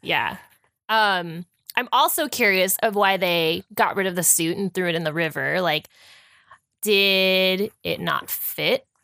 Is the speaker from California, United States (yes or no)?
yes; California, United States; We're from California